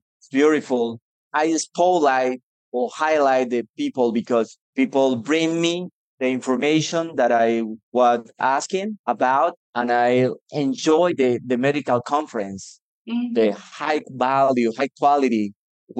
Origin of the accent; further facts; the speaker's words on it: Colombia; English is a second language; also born or lived in Medellín, Colombia; I'm from Colombia. I'm living in Medellin at the moment